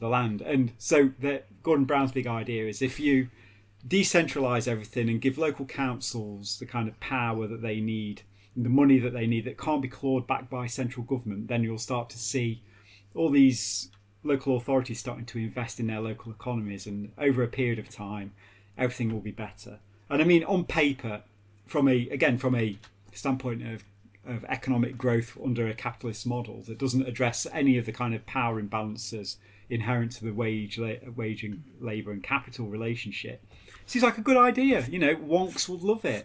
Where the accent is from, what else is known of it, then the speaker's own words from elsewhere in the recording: Derby, East Midlands, United Kingdom; when I was a kid growing up in Derby